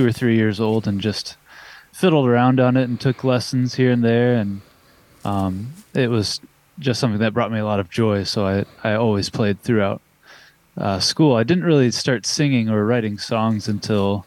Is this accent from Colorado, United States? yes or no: no; Koontz Lake, Indiana, United States; When I was a kid growing up in Coontz Lake, Indiana, we don't even have a post office